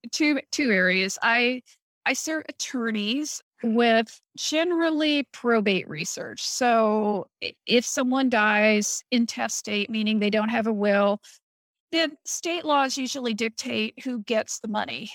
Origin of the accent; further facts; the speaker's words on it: Missouri, United States; now in Ohio, United States; I was born in Missouri